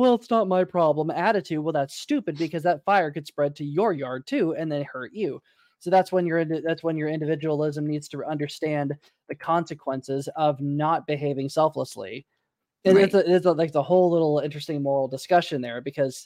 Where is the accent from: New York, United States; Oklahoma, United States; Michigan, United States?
Oklahoma, United States; Tulsa; My hometown, Tulsa, Oklahoma